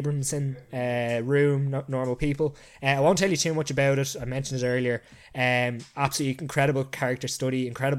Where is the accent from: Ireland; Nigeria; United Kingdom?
Ireland; I just love being Irish